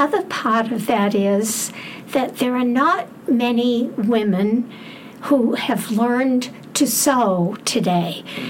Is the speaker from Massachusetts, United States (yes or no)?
yes; Bridgewater, Massachusetts, United States; I am from Bridgewater, not West Bridgewater.